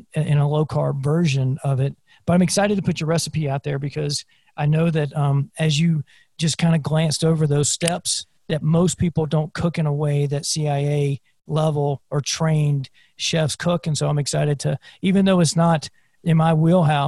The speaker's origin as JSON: {"language": "English", "region": "South Carolina", "country": "United States", "tie": "born or raised there", "said": "I grew up in South Carolina"}